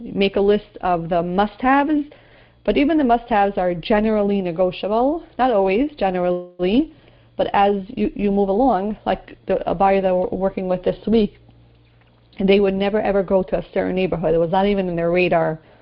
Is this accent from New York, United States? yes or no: yes; New York City, New York, United States; when I grew up in Marine Park, there was no one there.